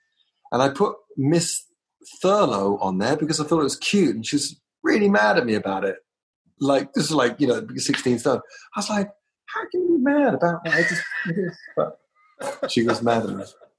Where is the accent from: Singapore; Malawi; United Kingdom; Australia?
United Kingdom; London; now in United States; To Trauma Records in the Valley, and I came from London.